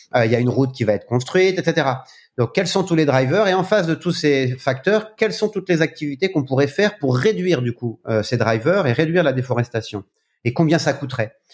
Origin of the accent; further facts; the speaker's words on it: France; en tant que Français